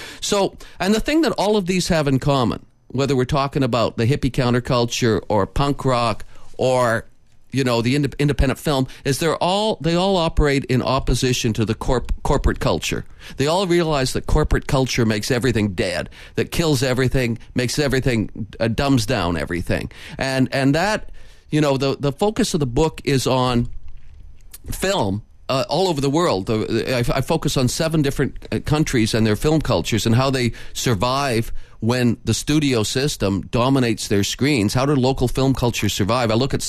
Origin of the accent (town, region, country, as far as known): Vancouver, British Columbia, Canada